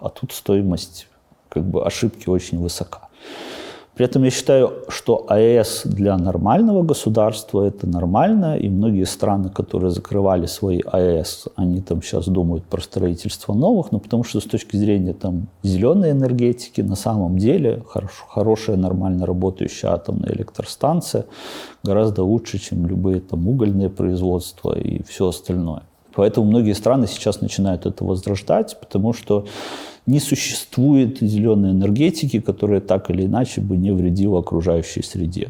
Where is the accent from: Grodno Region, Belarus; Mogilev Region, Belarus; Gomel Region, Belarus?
Mogilev Region, Belarus; Babruysk; moved away as an adult; also born or lived in Astravyets / Mikhalishki / Minsk; Бобруйске прошло мое детство. На самом деле я вообще родился в Островце